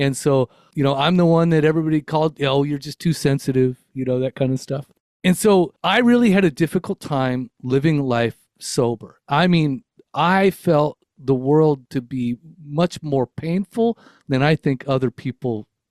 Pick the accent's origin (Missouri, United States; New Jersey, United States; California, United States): California, United States; born there; So I was born in Los Angeles County in Southern California. I am 52 years old currently. So that means I was raised in the 70s, 80s, and 90s